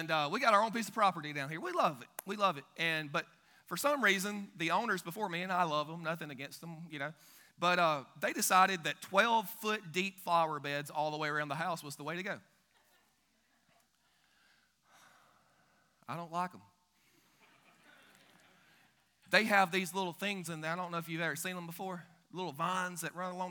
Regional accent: Billingsley, Alabama, United States; Grew up in a little town called Billingsley, Alabama

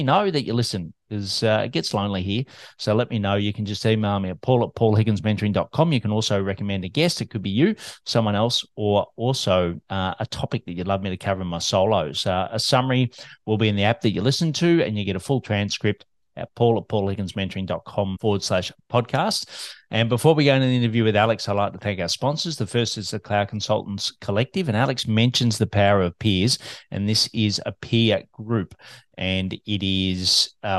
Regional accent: Melbourne, Victoria, Australia

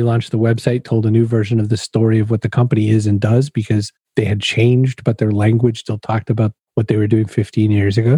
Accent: Maine, United States; now in Massachusetts, United States; I was a kid growing up in Maine.

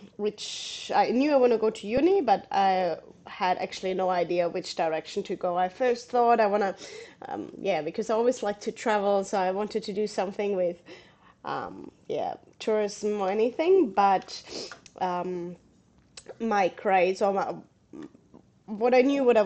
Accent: Southern Germany, Germany; English is a second language; moved away as an adult; now in Australia; As you can probably hear my accent, I'm originally from Germany. I grew up in south of Germany.

